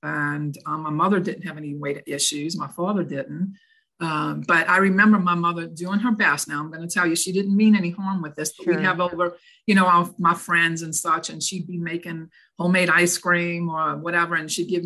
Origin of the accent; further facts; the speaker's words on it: New Orleans, Louisiana, United States; moved away; Originally born and raised in New Orleans. So this accent you hear is not from up north.